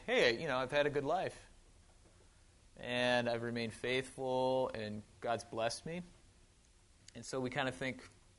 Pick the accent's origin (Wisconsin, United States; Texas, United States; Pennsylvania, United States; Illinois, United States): Wisconsin, United States; moved away; I grew up in Wisconsin. Yeah, if I still have the accent, it's, yeah, don't be fooled. I do drink out of bubblers, yep. I drink pop, not soda.